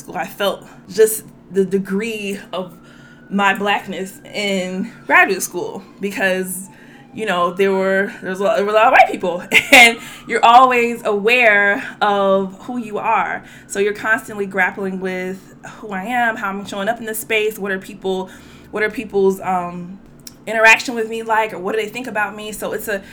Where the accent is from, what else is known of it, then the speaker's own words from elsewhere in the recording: Louisiana, United States; growing up in Louisiana